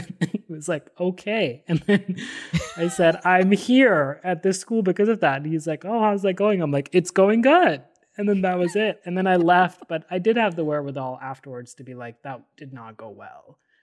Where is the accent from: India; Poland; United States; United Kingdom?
India; Delhi; So I grew up in Delhi, and at this high school was a very crazy school.